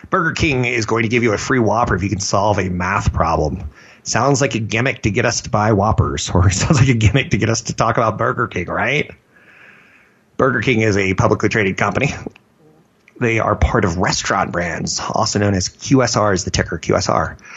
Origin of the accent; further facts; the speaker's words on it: Germany; maybe in Germany? I'm from Germany.